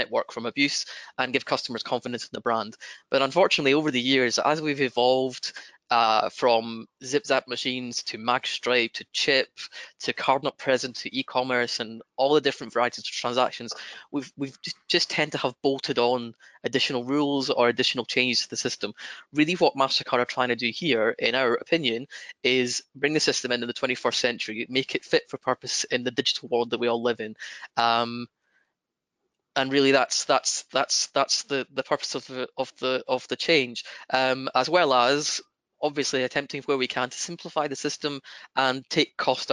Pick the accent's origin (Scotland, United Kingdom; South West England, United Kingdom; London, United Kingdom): Scotland, United Kingdom; accent: broad Scottish; my broad Scottish accent